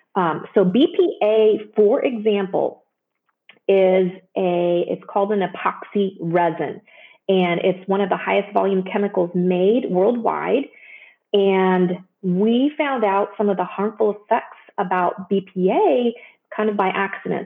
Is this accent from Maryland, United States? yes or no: no; Joplin, Missouri, United States; moved away as an adult; also born or lived in Chicago / San Antonio / Palo Alto / Dayton, Ohio; now in Cincinnati, United States; I grew up in Missouri, southwestern Missouri, in a town called Joplin.